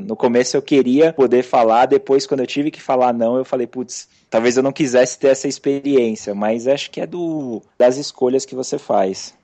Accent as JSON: {"language": "Portuguese", "region": "São Paulo", "country": "Brazil", "said": "sou aqui de São Paulo mesmo"}